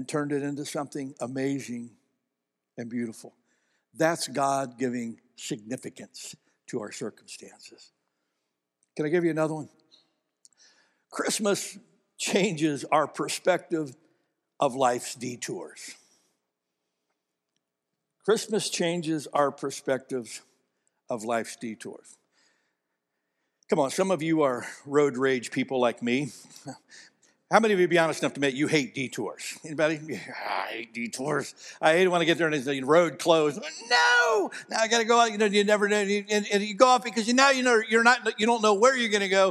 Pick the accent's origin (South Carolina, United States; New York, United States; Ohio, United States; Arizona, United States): Ohio, United States; moved away; Ohio, back where I'm from